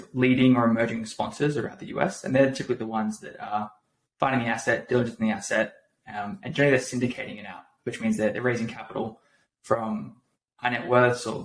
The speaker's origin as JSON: {"language": "English", "country": "Australia", "also_born_or_lived": "San Francisco", "moved": "as an adult", "lives_now": "United States", "said": "So I'm Australian."}